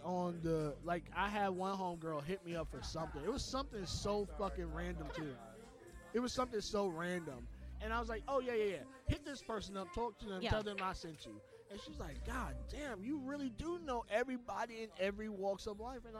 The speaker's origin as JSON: {"language": "English", "country": "U.S. Virgin Islands", "said": "Okay, so I'm originally from the Virgin Islands, right?"}